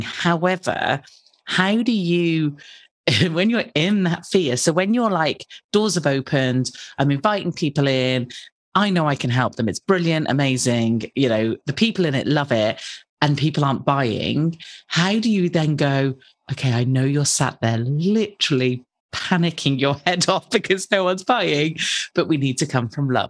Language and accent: English; United Kingdom; I'm British